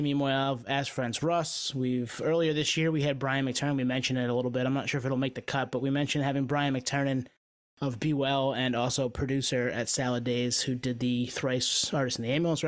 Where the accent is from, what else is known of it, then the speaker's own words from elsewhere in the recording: Maine, United States; we're from Maine